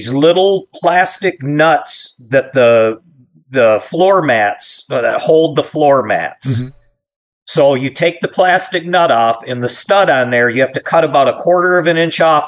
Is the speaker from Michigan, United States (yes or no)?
yes; Michigan, United States; But we're from Michigan. It's a manufacturing state. You know, I watched friends and families lose jobs